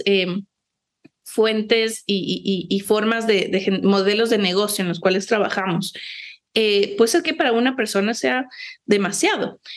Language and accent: Spanish; Ecuador; quienes habitamos el país